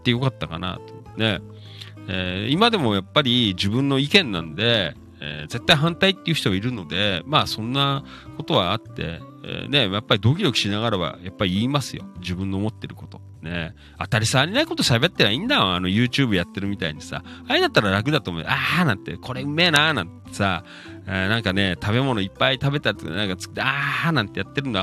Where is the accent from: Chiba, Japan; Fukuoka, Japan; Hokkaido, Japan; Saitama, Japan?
Chiba, Japan; Noda; moved away as an adult; 野田出身でね、三十何年野田で生まれ育ったんですけど